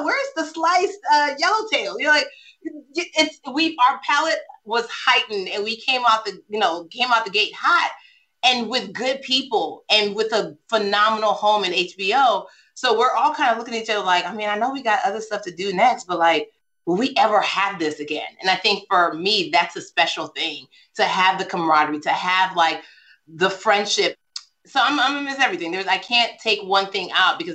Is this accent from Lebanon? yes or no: no; Nigeria; I'm Nigerian.